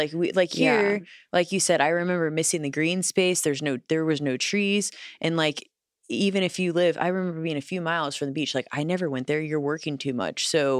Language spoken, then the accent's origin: English; Midwest, United States; also born or lived in Los Angeles, United States; I mean, I remember being a Midwesterner and going out there, just going for a walk.